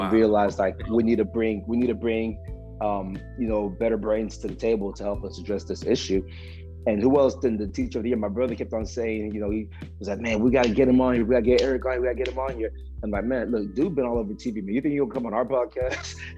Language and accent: English; Texas, United States; I'm from Texas